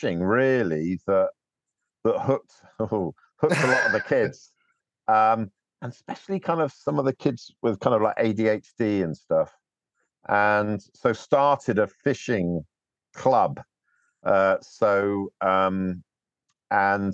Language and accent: English; North Devon, South West England, United Kingdom; I was brought up in North Devon